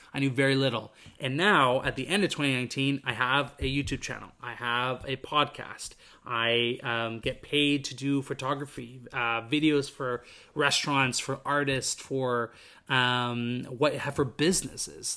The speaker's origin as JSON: {"language": "English", "town": "Vancouver", "region": "British Columbia", "country": "Canada", "tie": "born or raised there", "moved": "as an adult", "lives_now": "Montreal, Canada", "said": "I came from Vancouver, British Columbia, grew up there my entire life"}